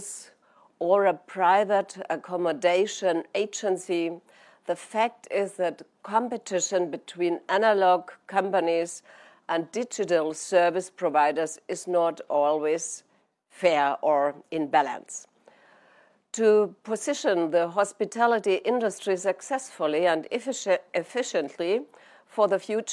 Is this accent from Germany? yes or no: yes; Germany; my home country of Germany